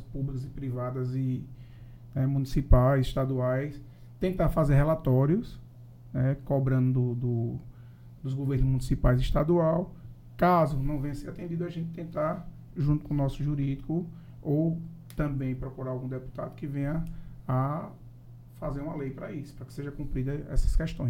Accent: Paraíba, Brazil; Sou lá da Paraíba

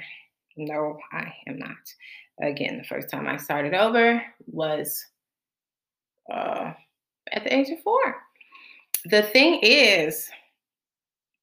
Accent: Florida, United States; moved away as an adult; now in Bahamas; I was born in the Bahamas, and so I grew up and was raised in Florida, and I have lived in the United States from the age of 4 up until November 13th of last year, 2019

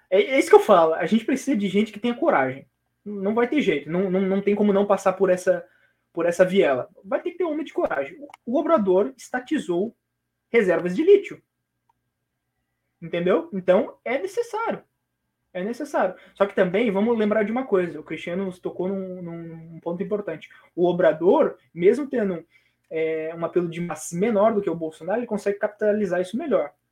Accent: Brazil; eu sou otimista enquanto, enquanto brasileiro

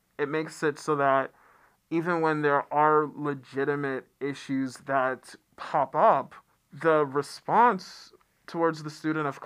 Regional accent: United States; also born or lived in Atlanta, Georgia / The Bronx, New York; now in Western North Carolina, United States; I grew up in Atlanta and the Bronx

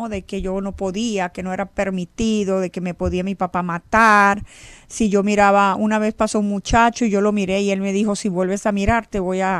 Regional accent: Venezuela; born there; reglas de que no nos podíamos juntar con los venezolanos de donde yo nací porque no eran igual a nosotros

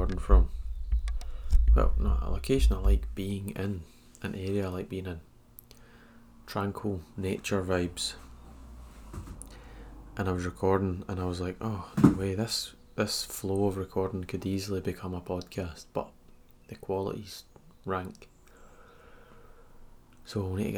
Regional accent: Scotland, United Kingdom; I'm Scottish

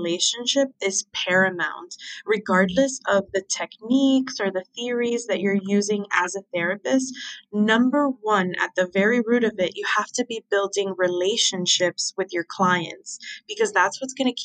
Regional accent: Miami, Florida, United States; moved away; also born or lived in Philadelphia; I was so lucky to grow up in Miami. Like, that's my hometown.

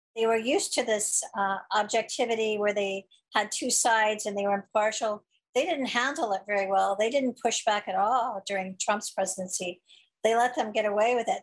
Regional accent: Missouri, United States; myself growing up in Missouri in the Midwest

